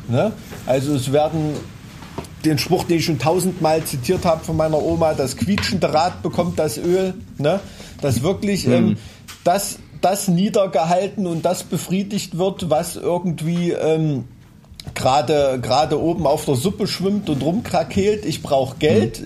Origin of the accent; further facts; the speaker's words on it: Thuringia, Germany; unser dunkler Schatten als Thüringer Kulturbotschafter